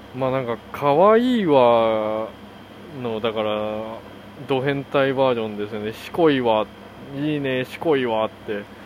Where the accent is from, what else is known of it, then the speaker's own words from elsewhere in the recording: South Korea; first language Korean; Japanese is a second language; now in United States; 韓国人として生まれてよかった